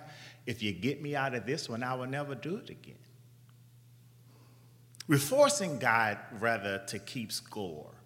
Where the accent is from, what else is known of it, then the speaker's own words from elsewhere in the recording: New Orleans, Louisiana, United States; I'm from New Orleans